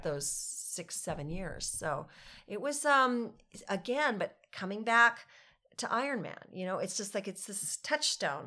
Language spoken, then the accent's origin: English; Carlsbad, California, United States; also born or lived in Cardiff, California; I grew up in Carlsbad, uh, California. I now live just down the road in Cardiff, California